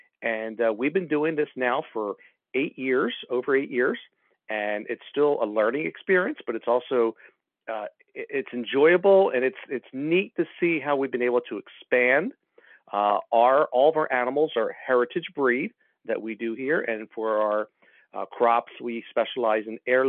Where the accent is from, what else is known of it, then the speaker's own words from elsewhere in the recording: southern New Jersey, United States; now in Lancaster, United States; And I'm originally from the Garden State, which is New Jersey there, but I was from the southern part where they did have gardens. So where most people grew up with cornfields and soybeans, I grew up with asparagus and tomatoes and zucchini.